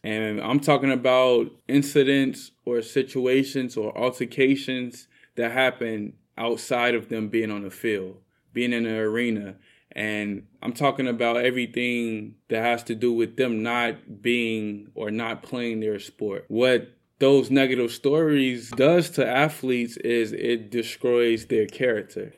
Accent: Chicago, Illinois, United States; I'm from Chicago

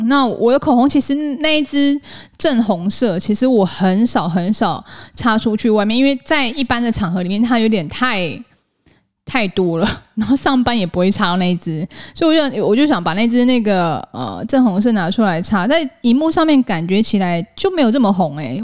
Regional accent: Taiwan; 我是台湾人，或者是我不会因为我的英文不是母语系，我的英文真的其实没有讲得特别好，可是可以沟通

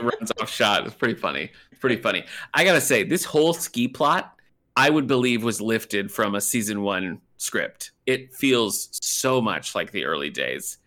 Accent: Michigan, United States; I'm from Michigan

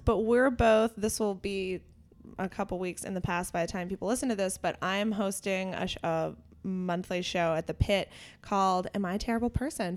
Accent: Pittsburgh, Pennsylvania, United States; we're both from the Pittsburgh area

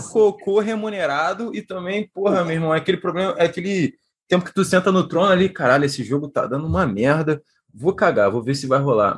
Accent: Rio de Janeiro, Brazil; moved away as an adult; also born or lived in Poland / Portugal; Eu sou nascido e criado aqui na Taquara. Hoje em dia eu voltei aqui para ver meus avós

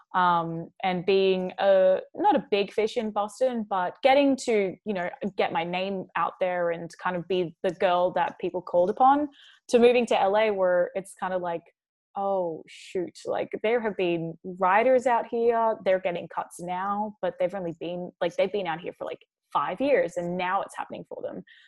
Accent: Mooloolah, Queensland, Australia; also born or lived in Chicago; now in Los Angeles, United States; I was born in Chicago. I moved when I was two. My family moved to a really small town in Australia. It's called Mooloolah.

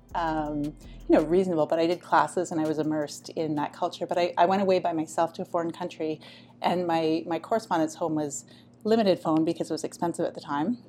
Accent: Canada; also born or lived in Taiwan; come home to Canada

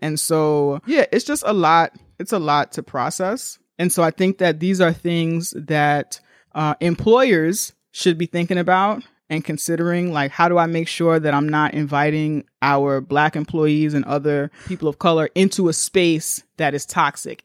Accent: New York, United States; as a New Yorker

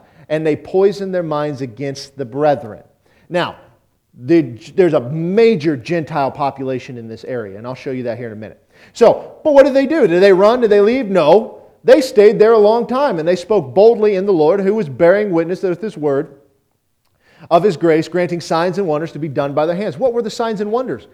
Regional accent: Auburn, Nebraska, United States; I grew up in Auburn, Nebraska

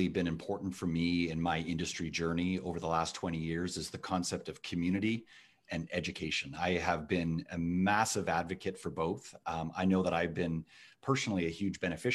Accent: Toronto, Ontario, Canada; accent: Canadian; You can tell from my accent that I am from Canada. So very, very proud to be from Canada and right here in Toronto, where I was born and now have this thriving business

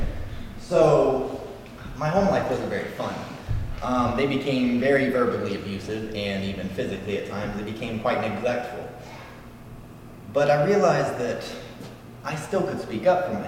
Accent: Louisville, Kentucky, United States; I'm from Louisville, Kentucky

